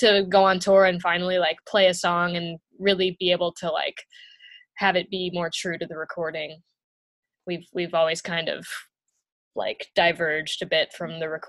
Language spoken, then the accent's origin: English; Louisville, Kentucky, United States; I grew up in Louisville, Kentucky